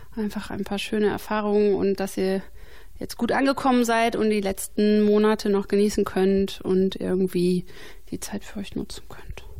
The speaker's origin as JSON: {"language": "German", "area": "Bielefeld area", "region": "North Rhine-Westphalia", "country": "Germany", "tie": "born or raised there", "also_born_or_lived": "Hesse", "moved": "yes", "said": "zurück in meine alte Heimat wollte, also ich wollte vielleicht nach Bielefeld"}